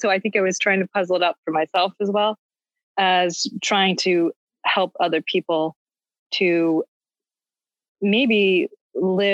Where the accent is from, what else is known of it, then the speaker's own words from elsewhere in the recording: New England, United States; moved away; growing up in New England, like I did, the church was extremely important to my experience